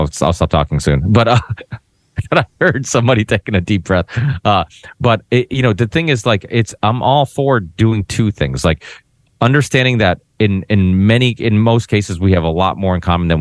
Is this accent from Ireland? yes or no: no; Portugal; now in United States; I'm proud of being Portuguese. I was born in Portugal